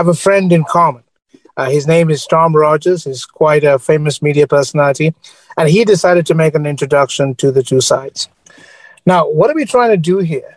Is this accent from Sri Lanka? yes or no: yes; Sri Lanka; now in United States; I grew up in Sri Lanka